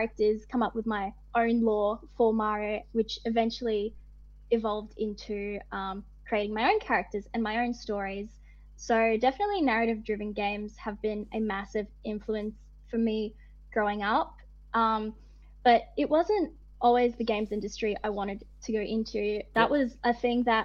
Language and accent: English; Northern Territory, Australia; moved away; I grew up in the Northern Territory